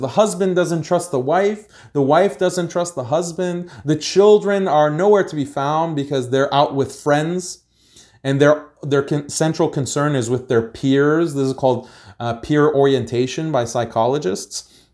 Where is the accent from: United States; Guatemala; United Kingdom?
United States; I was born in America, so I'm American